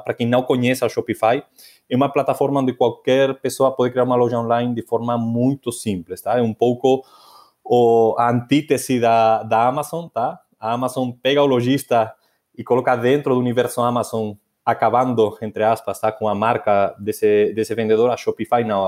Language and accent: Portuguese; Asturias, Spain; moved away; na minha terra, na, nas Astúrias